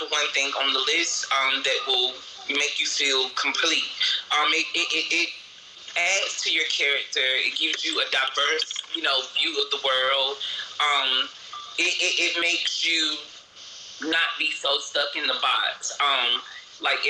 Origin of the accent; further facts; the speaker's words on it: the South, United States; moved away; also born or lived in New York; I'm from the South